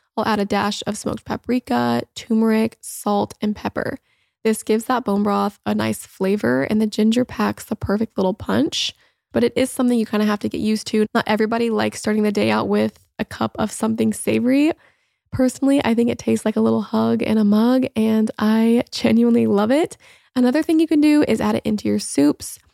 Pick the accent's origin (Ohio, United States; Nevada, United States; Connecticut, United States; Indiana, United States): Indiana, United States; moved away as an adult; also born or lived in Los Angeles; now in Florida, United States; I grew up in Indiana and have spent most of my life there, aside from the few years that I lived in L